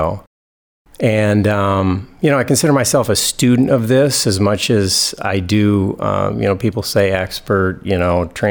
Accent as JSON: {"language": "English", "town": "East Lansing", "region": "Michigan", "country": "United States", "tie": "born or raised there", "also_born_or_lived": "Oregon", "said": "I'm from East Lansing. I grew up here and went to East Lansing schools."}